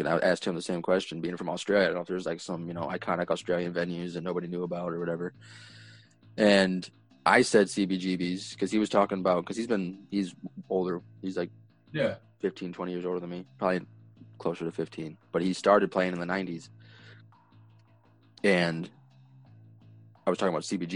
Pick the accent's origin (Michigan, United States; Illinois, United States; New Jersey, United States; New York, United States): Illinois, United States; Rockford; I'm from Rockford